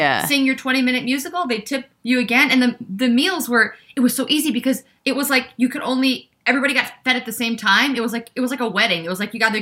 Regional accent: Wisconsin, United States; moved away as an adult; also born or lived in Chicago; now in New York, United States; I'm from Wisconsin

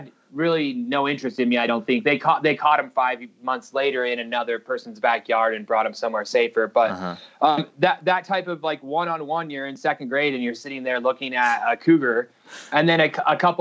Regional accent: Salt Lake City, Utah, United States; we grew up here in Salt Lake City, just right outside Salt Lake

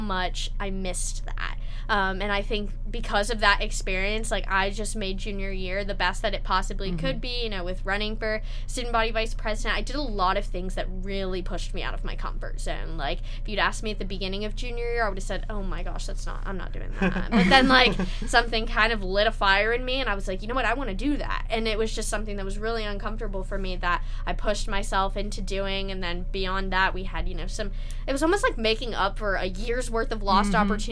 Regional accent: North Carolina, United States; moved away as an adult; now in Columbia, United States; I'm an out-of-state student. I'm from North Carolina

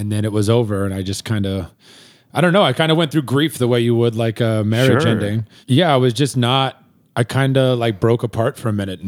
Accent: Springfield, Missouri, United States; moved away; I am from Springfield, Missouri, baby. Born and raised

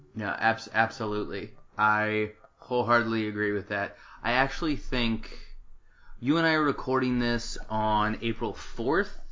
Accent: Tempe, Arizona, United States; also born or lived in Washington D.C.; I was born and raised in Tempe, Arizona

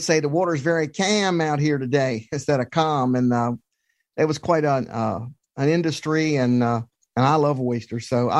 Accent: Eastern Shore of Maryland, United States; I'm from the Eastern Shore of Maryland.

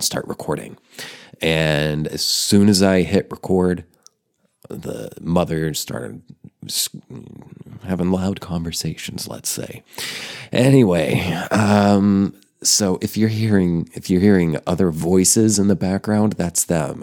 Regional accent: Oklahoma, United States; moved away as an adult; also born or lived in Denver, Colorado; I grew up in Oklahoma and I'm living in Oklahoma now

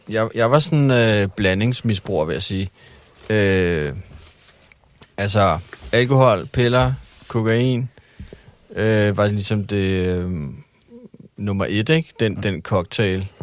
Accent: Hellerup, Capital Region of Denmark, Denmark; also born or lived in Christianshavn, Copenhagen; Jeg voksede op i øh, mest øh, Hellerup og Christianshavn. Men mest Hellerup

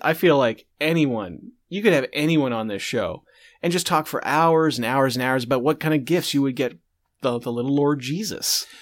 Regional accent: Canada

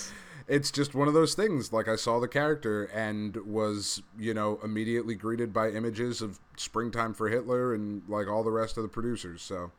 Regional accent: East Coast, United States; we're from the East Coast

